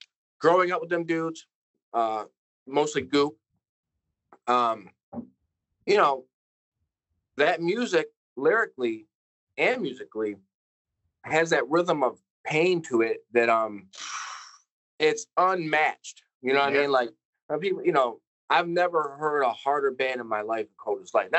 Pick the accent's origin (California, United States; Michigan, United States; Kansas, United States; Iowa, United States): Michigan, United States; Detroit; we're from Detroit